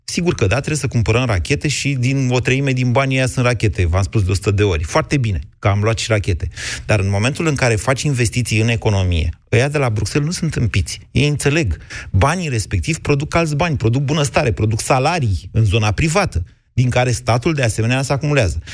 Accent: Drobeta-Turnu Severin, Mehedinți County, Romania; now in Bucharest, Romania; sunt de la Severin, dar trăiesc în București

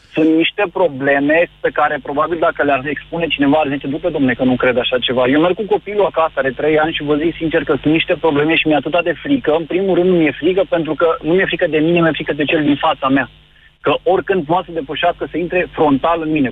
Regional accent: Bucharest, Romania; sunt din București

